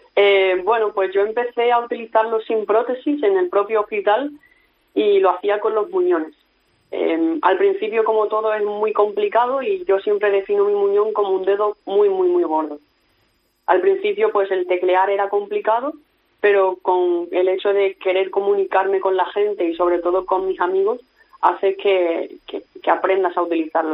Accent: Spain; soy del Mediterráneo y muy orgullosa

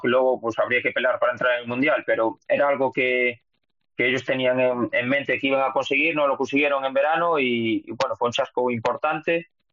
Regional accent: Lugo, Galicia, Spain; accent: Galician; moved away as an adult; also born or lived in Valencia / Tudela; now in Indonesia; soy feliz además que de tener este acento porque representa a mi tierra y a mí me encanta mi tierra, me encanta Lugo

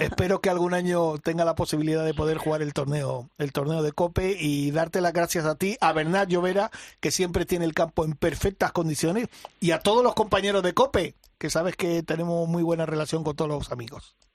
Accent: Mallorca, Balearic Islands, Spain; moved away; mi tierra, a Mallorca.

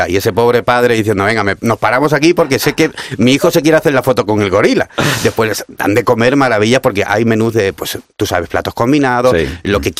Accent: Cádiz, Andalusia, Spain; Yo hablo fino porque me pagáis, pero en fin, en la tele, pero yo soy de Cádiz

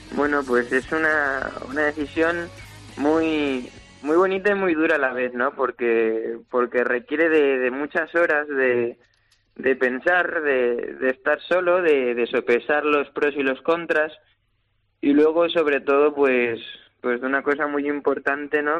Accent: Valencia, Valencian Community, Spain; mi plaza, por encontrarme en mi tierra y sobre todo ante mi gente

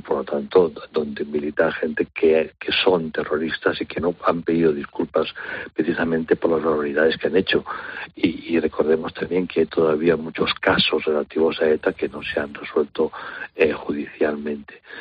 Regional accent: Spain; para nosotros como españoles

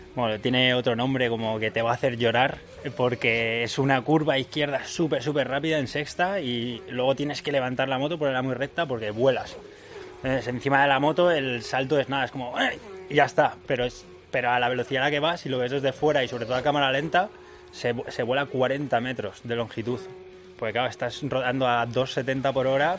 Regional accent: Madrid, Community of Madrid, Spain; soy de Madrid

